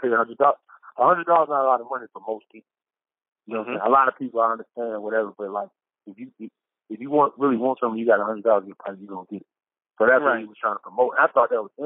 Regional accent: the South, United States; I'm from the South

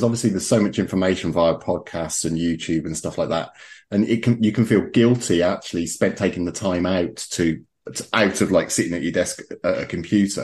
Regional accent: Birmingham, West Midlands, United Kingdom; being a Brummie

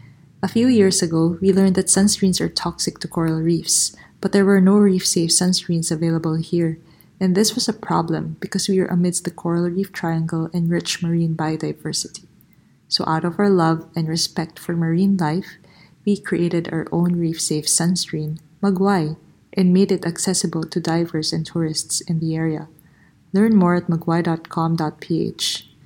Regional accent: Philippines; My story? I'm from the Philippines, land of white sandy beaches and bountiful marine life.

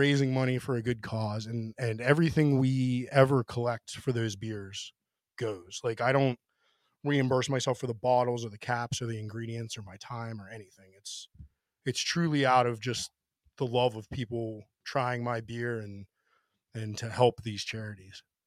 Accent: Pennsylvania, United States; moved away as an adult; now in Washington, D.C., United States; before I moved away from Pennsylvania for a little bit

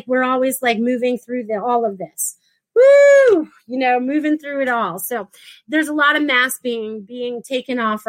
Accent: Connecticut, United States; moved away as an adult; also born or lived in Maine; now in Florida, United States; I was born in Connecticut, but I lived in Maine for like half and half of my year, or, you know, almost 20 something years.

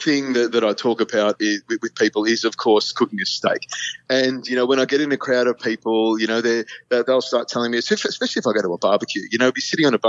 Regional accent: Malaysia; I was an Air Force brat. I grew up in Malaysia. So I've got a real hankering for Asian food as well.

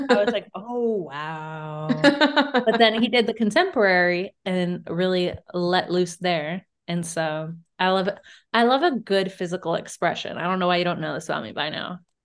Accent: Virginia, United States; We're from Virginia

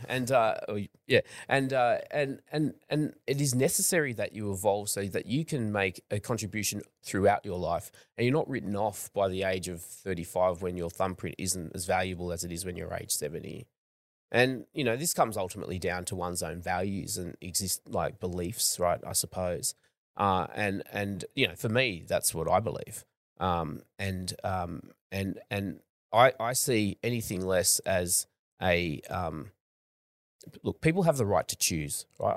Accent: Australia; I'm from Australia

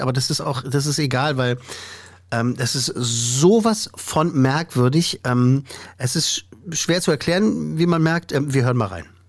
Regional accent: Germany; bei uns in Deutschland

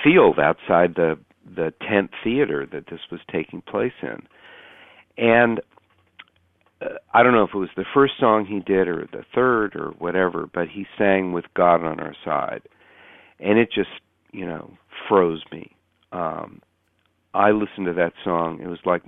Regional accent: Menlo Park, California, United States; my hometown, Menlo Park, California

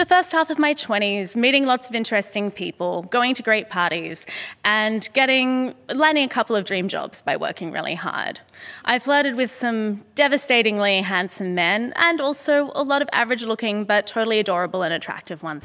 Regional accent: Sydney, New South Wales, Australia; moved away; here today in my hometown and at the Sydney Opera House

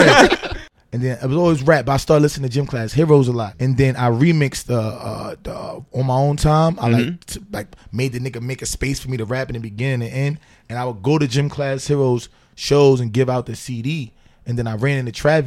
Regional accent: New York City, New York, United States; also born or lived in Lower East Side, Manhattan; Bed-Stuy and Crown Heights, you know what I'm saying? I grew up.

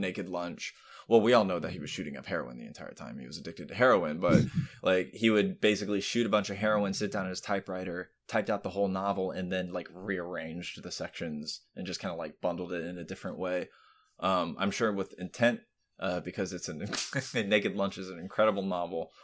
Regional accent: Florida, United States; I grew up in Florida

